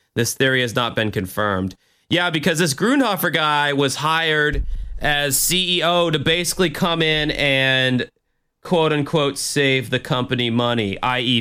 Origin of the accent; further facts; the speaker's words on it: United States; me being American